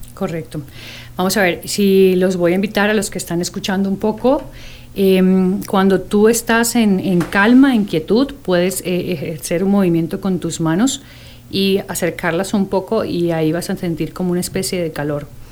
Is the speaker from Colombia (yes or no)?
no; Costa Rica; soy tica